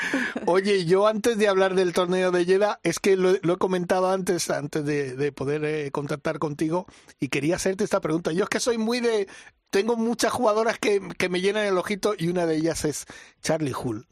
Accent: Mallorca, Balearic Islands, Spain; mi tierra

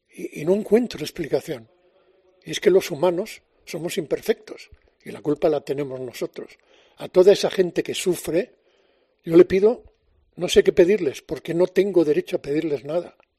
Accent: Galicia, Spain; now in Madrid, Spain; como buen gallego

